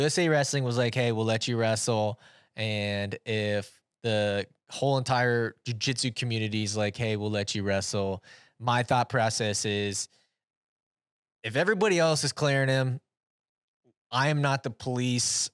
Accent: Iowa, United States; I'm from Iowa

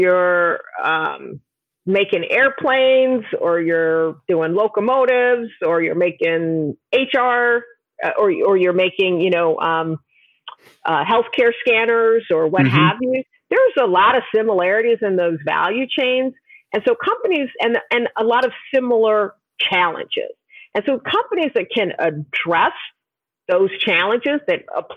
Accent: New York, United States; I'm originally from New York

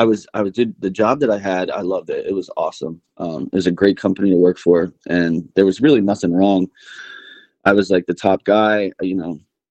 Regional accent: Pennsylvania, United States; moved away as an adult; also born or lived in Bradenton, Florida; now in West Texas, United States; I was born in Florida. We lived there not very long. And then we moved actually to Pennsylvania, Amish country. Mm-hmm. And that's where I grew up, man.

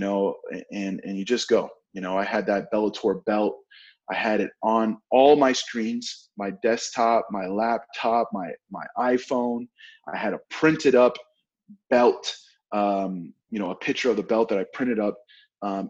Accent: Oklahoma, United States; I'm from Oklahoma

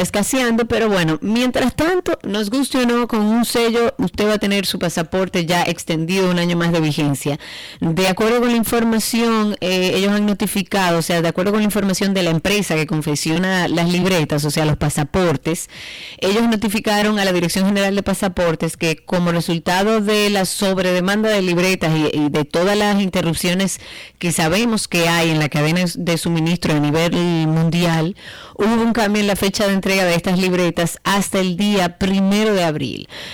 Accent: Dominican Republic

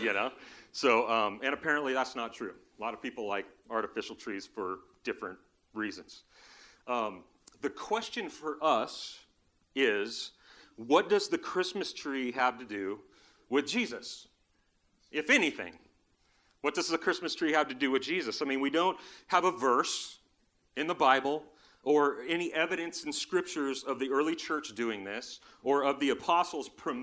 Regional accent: Southern California, United States; When I was a kid, we grew up in Southern California.

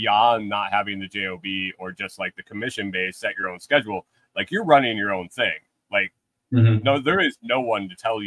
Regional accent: New York, United States; moved away as an adult; also born or lived in Minnesota; I grew up in New York

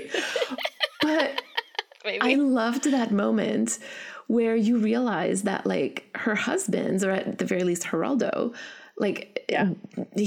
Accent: Canada; so I'm Canadian

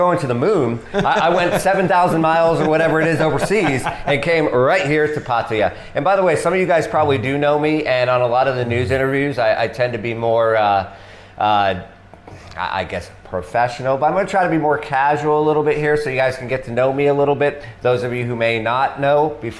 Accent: New Hampshire, United States; also born or lived in Washington, D.C. / Florida / Texas; now in Thailand; I'm American, uh-huh. And I usually say Washington, D.C., but I was actually born in New Hampshire. And I spent some time, I don't know how well you know America, but just for people watching, spent some time in Florida, Texas, and D.C.

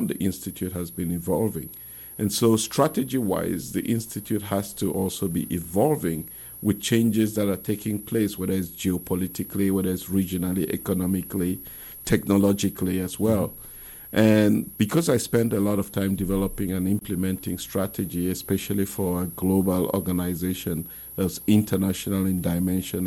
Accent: Cameroon; moved away as an adult; now in St. Louis, United States; I'm originally from Cameroon, and I moved here in 2002

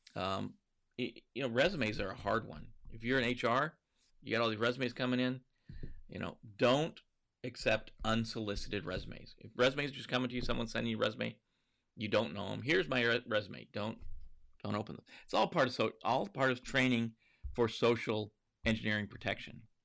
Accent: Montana, United States; growing up in Montana

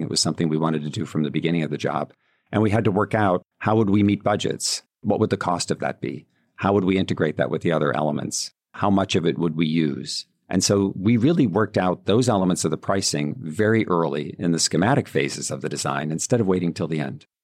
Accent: Buffalo, New York, United States; now in New York City, United States; I'm going back to Buffalo and doing work there now to bring back my hometown

